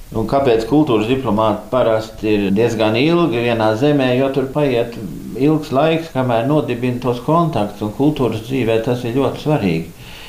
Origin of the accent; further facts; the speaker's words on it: Stockholm, Stockholm County, Sweden; first language Latvian; es uzaugu Stokholmā